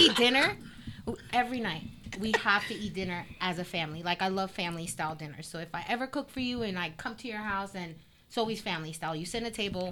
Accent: South Florida, United States; also born or lived in Colombia; I grew up in South Florida

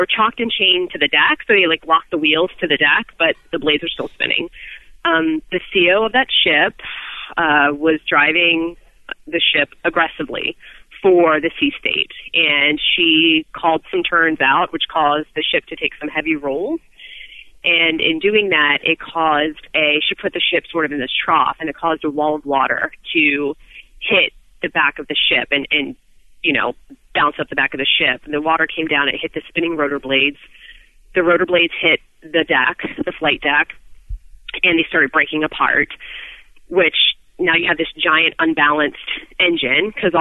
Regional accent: Maryland, United States; I grew up in Maryland

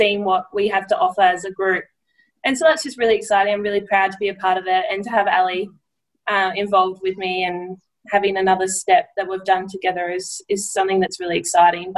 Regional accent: Edenhope, Victoria, Australia; growing up in Victoria

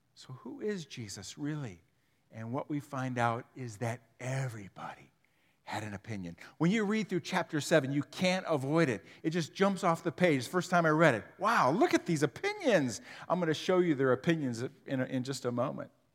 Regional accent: Huron, Ohio, United States; I grew up in Huron

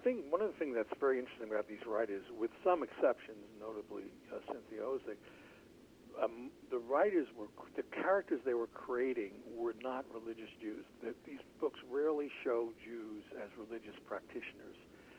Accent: New York City, New York, United States; I was born and raised in the Bronx and grew up in an Orthodox home.

